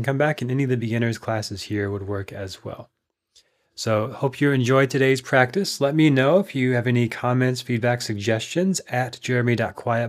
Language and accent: English; Minnesota, United States; now in Austin, United States; When I grew up in Minnesota